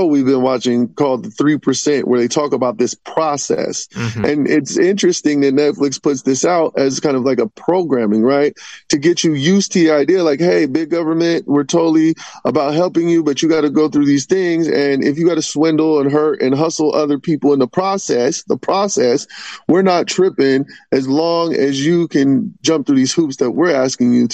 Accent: Vallejo, California, United States; my hometown of Vallejo

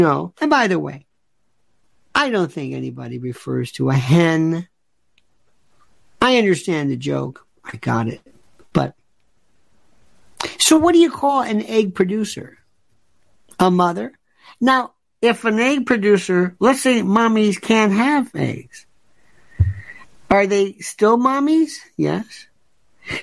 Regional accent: the South, United States; I am from the South

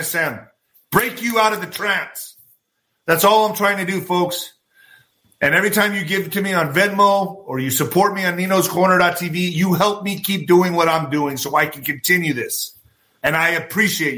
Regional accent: United States; I'm just trying to do my part as an American

